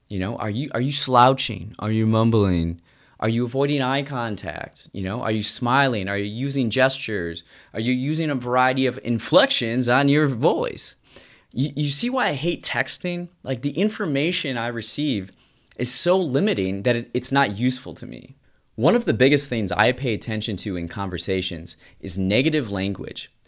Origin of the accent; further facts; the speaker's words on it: United States; As an American